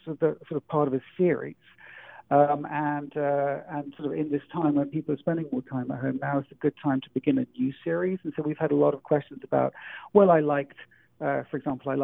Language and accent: English; England, United Kingdom; moved away; being English